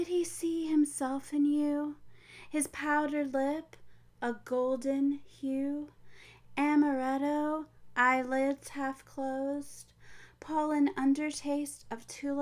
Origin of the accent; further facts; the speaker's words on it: Pensacola, Florida, United States; Pensacola, where I live